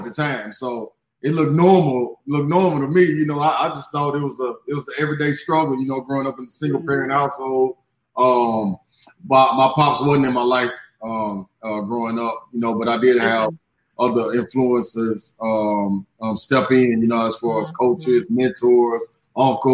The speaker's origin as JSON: {"language": "English", "town": "Chattanooga", "region": "Tennessee", "country": "United States", "tie": "born or raised there", "also_born_or_lived": "Memphis, Tennessee / Nashville, Tennessee", "said": "I was born in Memphis, raised in Chattanooga, bred in Nashville"}